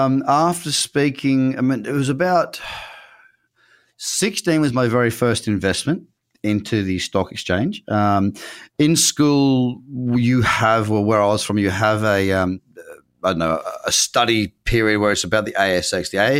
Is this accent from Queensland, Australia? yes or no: yes; Noosa Heads, Queensland, Australia; I'm from Noosa Heads. I had my first business at 6 years old, literally six, 3 weeks into grade one.